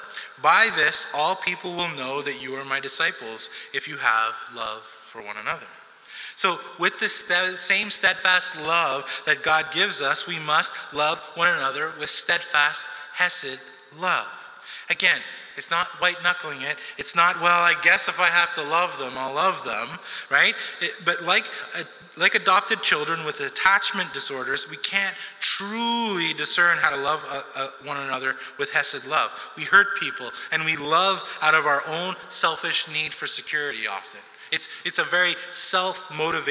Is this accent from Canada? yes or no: yes; Montreal, Quebec, Canada; also born or lived in New York City, United States; I'm from New York City originally, and so we moved from New York City when I was 7, 8 years old, because I turned 8 in the same year that we moved, and we came to Montreal